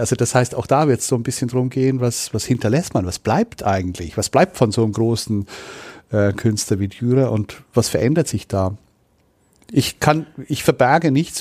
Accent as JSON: {"language": "German", "country": "Switzerland", "moved": "yes", "lives_now": "Nuremberg, Germany", "said": "Ich bin Schweizer, ich habe auch Migrationshintergrund"}